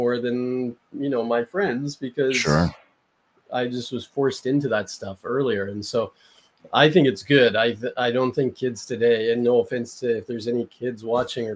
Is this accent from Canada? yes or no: yes; Canada; also born or lived in Las Vegas; I'm not American. I'm Canadian.